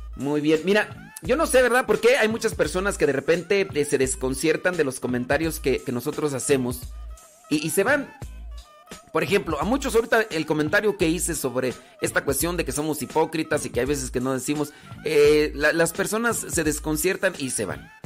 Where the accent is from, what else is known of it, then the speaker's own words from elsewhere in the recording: State of Mexico, Mexico; Estado de México nací